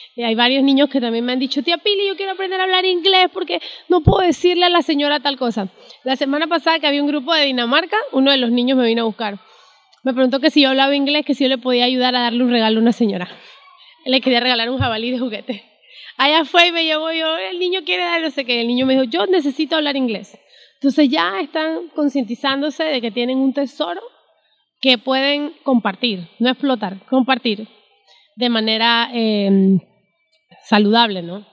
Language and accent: Spanish; Panama; Yo como panameña